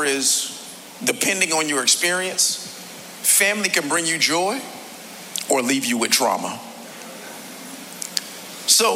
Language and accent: English; Miami, Florida, United States; I was born right here in South Florida, born and raised in the county of Dade